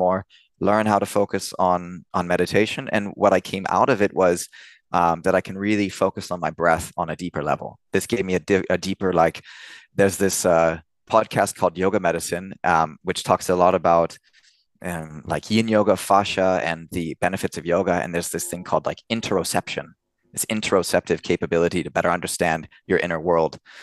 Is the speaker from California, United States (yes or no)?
yes; Orange County, California, United States; moved away as an adult; now in Cologne, Germany; California and Orange County is where I grew up